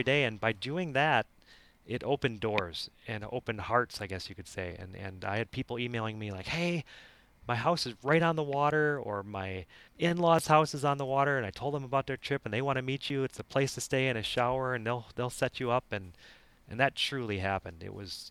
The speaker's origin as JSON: {"language": "English", "region": "Wisconsin", "country": "United States", "also_born_or_lived": "Fort Lauderdale, Florida / San Diego, California", "moved": "as an adult", "said": "When I moved from Wisconsin in my mid-20s"}